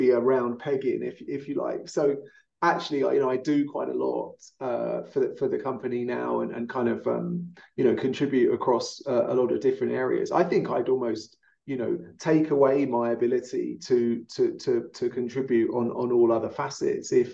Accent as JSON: {"language": "English", "region": "London", "country": "United Kingdom", "moved": "yes", "lives_now": "Denver, United States", "said": "a Londoner living in Denver"}